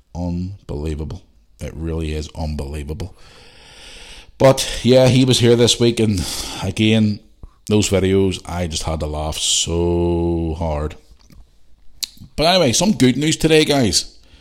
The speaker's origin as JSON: {"language": "English", "town": "Belfast", "region": "Northern Ireland", "country": "United Kingdom", "tie": "born or raised there", "lives_now": "Bangor, United Kingdom", "said": "I grew up in Belfast. There was a bonfire right outside my fucking house every year. And even when I grew up still at home here in Bangor"}